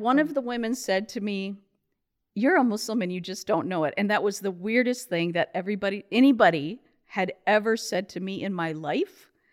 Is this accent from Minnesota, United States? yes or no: yes; Rochester, Minnesota, United States; moved away; also born or lived in Saudi Arabia; I was born in Rochester, Minnesota